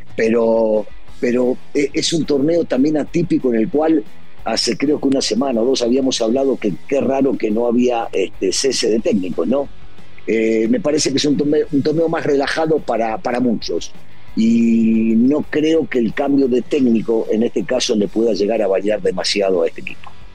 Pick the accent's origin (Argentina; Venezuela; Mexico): Argentina; los argentinos